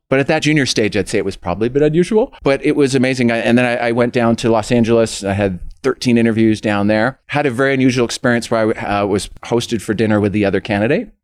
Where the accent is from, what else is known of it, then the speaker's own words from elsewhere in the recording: Scarborough, Ontario, Canada; I, was born and raised in Scarborough, went to high school there